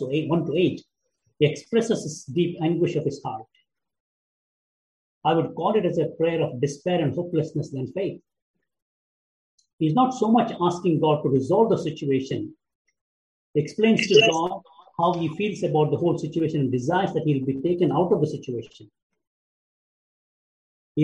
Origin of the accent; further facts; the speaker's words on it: India; moved away; my home country, India